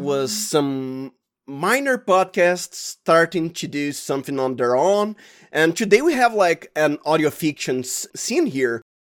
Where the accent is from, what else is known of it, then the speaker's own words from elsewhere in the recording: Santo André, São Paulo, Brazil; the state is Sao Paulo. If you're geographically accurate, I am from Santo Andre